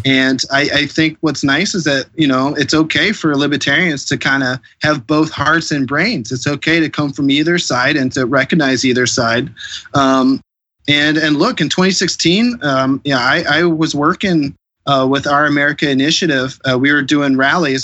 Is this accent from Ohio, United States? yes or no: yes; Bexley, Ohio, United States; also born or lived in Columbus, Ohio; my hometown here in Bexley